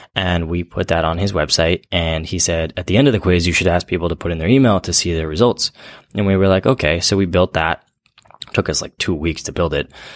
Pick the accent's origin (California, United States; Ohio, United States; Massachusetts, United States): California, United States; Central Valley; I grew up in the Central Valley